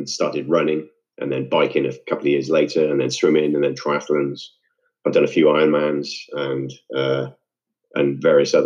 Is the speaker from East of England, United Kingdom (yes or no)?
no; Wales, United Kingdom; also born or lived in Devon, England / London, England; I moved to Wales at that age with my family